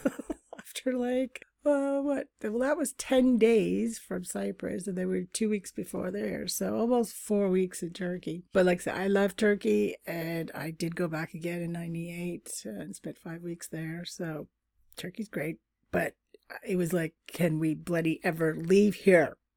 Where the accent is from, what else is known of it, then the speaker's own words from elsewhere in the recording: Canada; we're two Canadians